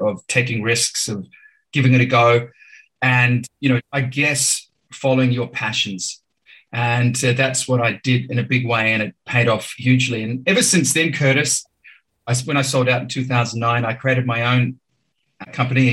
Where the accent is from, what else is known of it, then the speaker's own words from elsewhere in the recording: Auckland, New Zealand; moved away as an adult; also born or lived in Malawi / Geneva, Switzerland; now in Sydney, Australia; growing up in Auckland, New Zealand was a terrific experience as well